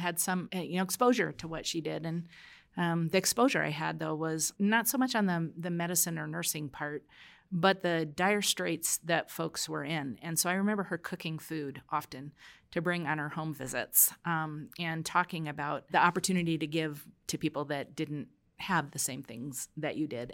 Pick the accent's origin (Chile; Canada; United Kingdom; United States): United States; New York City, New York; I was born in Brooklyn